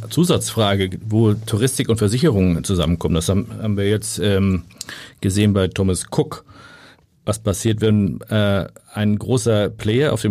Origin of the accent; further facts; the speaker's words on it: Hamburg, Germany; ich bin Hamburger, halt immer ein bisschen Salzwasser im Blut, äh, bin an der Ostsee